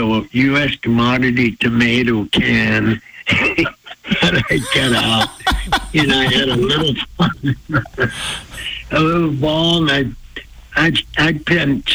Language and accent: English; Blackfeet Reservation, Montana, United States; I was raised on the Blackfeet Reservation